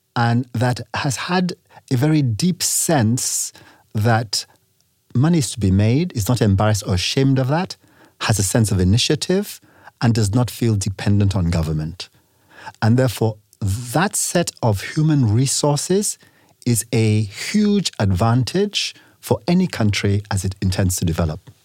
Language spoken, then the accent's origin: English; Nigeria; also born or lived in England / United States; I am from Nigeria